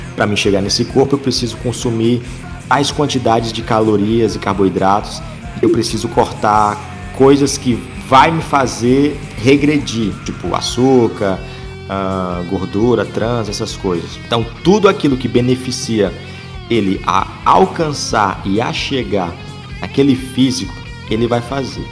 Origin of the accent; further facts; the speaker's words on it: Ceará, Brazil; aqui no, no Ceará